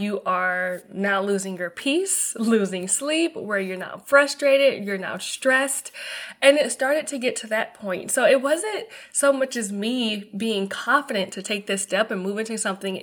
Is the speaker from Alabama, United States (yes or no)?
yes; Mobile, Alabama, United States; moved away; also born or lived in Atlanta, Georgia / Tampa, Florida; my hometown first, to Mobile, Alabama